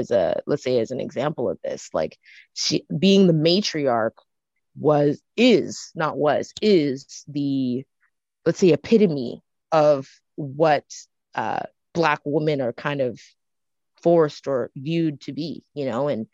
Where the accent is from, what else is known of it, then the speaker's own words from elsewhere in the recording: Canada; I'm also growing up in Canada with another culture.